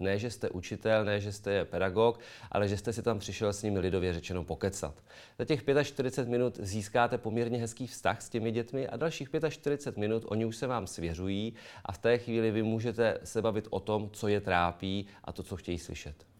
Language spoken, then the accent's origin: Czech; Karlovy Vary, Karlovy Vary Region, Czechia; u nás v Karlových Varech